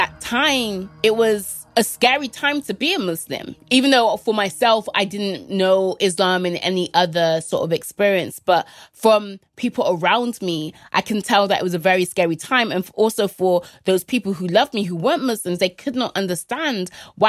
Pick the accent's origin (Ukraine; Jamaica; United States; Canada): Jamaica; And I was like, "Oh, I'm from Jamaica."